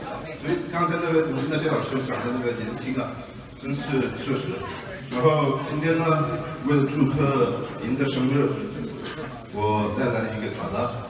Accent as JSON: {"language": "Chinese", "region": "Tibet", "country": "China", "moved": "yes", "said": "Where I'm from，I'm from，我是从西藏来的，"}